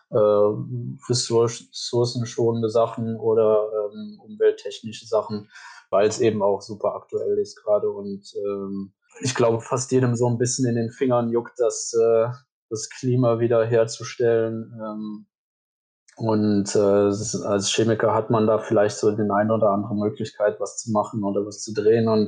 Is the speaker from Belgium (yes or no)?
yes; Wallonia, Belgium; kommen aus Deutschland oder dann eben aus dem Grenzgebiet bei uns in Ostbelgien. Äh, das sind dann aber auch dann immer vereinzelte Personen, für deutsche Unternehmen bin ich halt kein Deutscher.